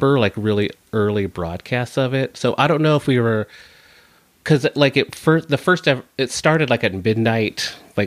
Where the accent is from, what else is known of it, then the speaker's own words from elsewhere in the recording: Lacey, Washington, United States; also born or lived in New Jersey / California / Olympia, Washington; I'm from Lacey